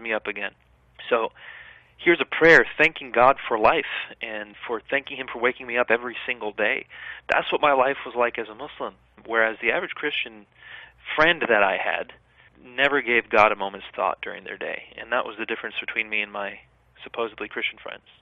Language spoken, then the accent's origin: English; United States; as a child growing up in the West